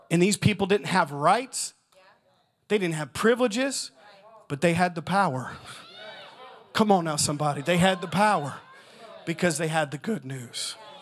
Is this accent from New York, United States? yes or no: no; Southern Indiana, United States; I'm from Southern Indiana